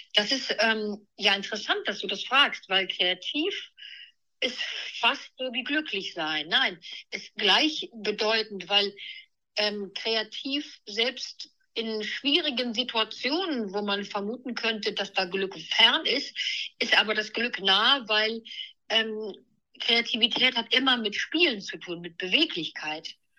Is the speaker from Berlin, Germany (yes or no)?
no; Neuwied, Rhineland-Palatinate, Germany; now in Hanover, Germany; ich bin im Rheinland in Neuwied aufgewachsen